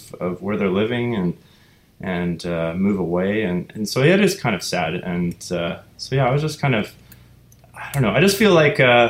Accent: Vancouver Island, British Columbia, Canada; now in Vancouver, Canada; I'm originally from Vancouver Island, and so you know, growing up there in a sort of non-city environment

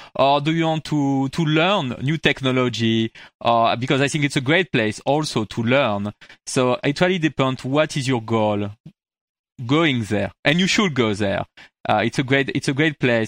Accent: France; accent: French; English is a second language; moved away as an adult; now in United States; I moved into U S, like, twelve, like fourteen years ago, actually, from France. I can, you heard it from my accent

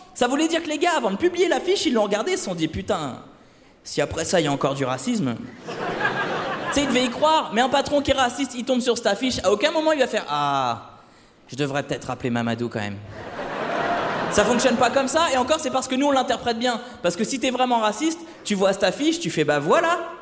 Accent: Le Havre, Normandy, France; moved away; je suis originaire du Havre

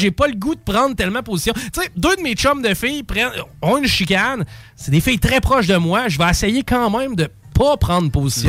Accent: Canada; en tant que Canadien

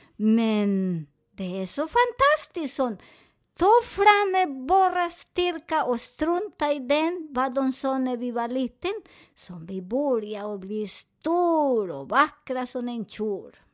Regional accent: Colombia; Swedish is a second language; moved away; jag är från Colombia

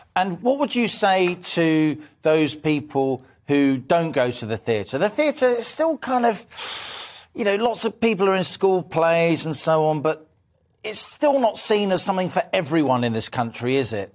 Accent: London, United Kingdom; I'm a Londoner, as you, as you, as you can hear

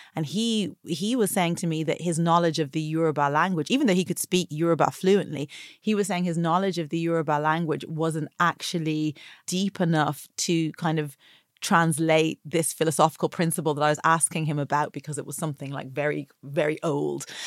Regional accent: Dublin, Leinster, Ireland; also born or lived in Atlanta, Georgia, United States; the beauty culture and attitudes about bodies that I grew up with in Ireland

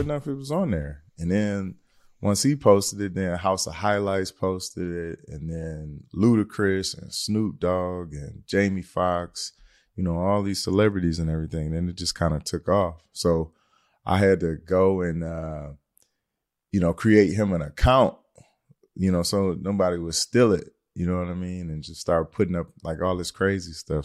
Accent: Detroit, Michigan, United States; I'm from Detroit, Michigan.

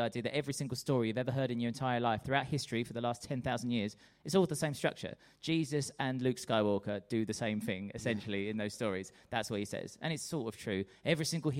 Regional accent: United Kingdom; we're British

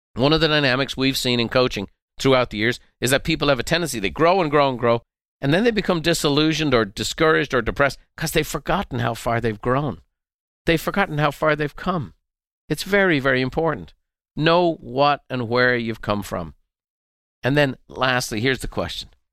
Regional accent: Dublin, Leinster, Ireland; our home that I grew up in Dublin

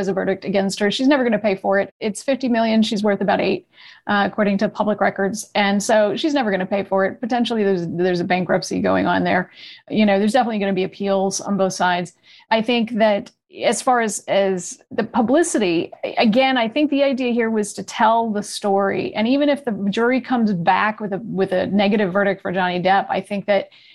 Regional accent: New England, United States; now in Los Angeles, United States; I was from New England. I moved to Los Angeles

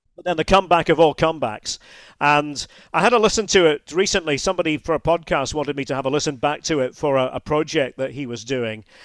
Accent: Scotland, United Kingdom; I grew up in the U K

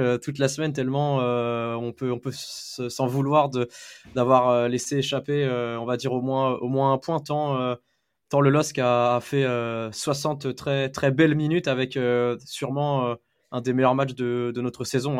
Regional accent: Paris region, Île-de-France, France; also born or lived in Lille; je suis né à Lille donc j'ai j'ai quand même grandi mon enfance en région parisienne, mais je suis retourné pour les études euh, à, dans, la, dans la région lilloise.

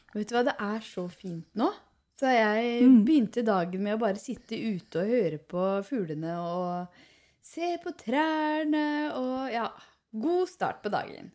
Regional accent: Hallingdal, Buskerud, Norway; now in Nesodden, Norway; jeg er fra Hallingdal

